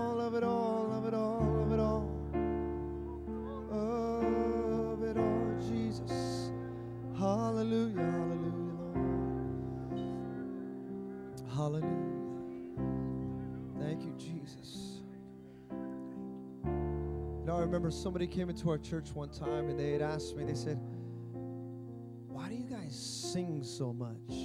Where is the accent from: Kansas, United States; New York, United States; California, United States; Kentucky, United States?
California, United States; Fremont; I grew up in Fremont Christian